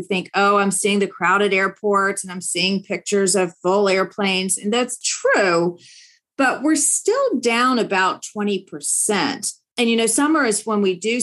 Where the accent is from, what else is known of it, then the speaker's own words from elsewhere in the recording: Nashville, Tennessee, United States; now in Washington, DC area, United States; I now live in the DC area, but I grew up in Nashville, Tennessee. I'm a proud Tennessean.